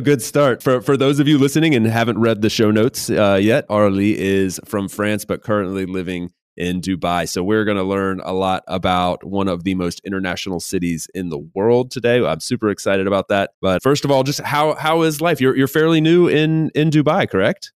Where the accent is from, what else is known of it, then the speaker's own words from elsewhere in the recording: North Carolina, United States; I grew up in North Carolina in the U S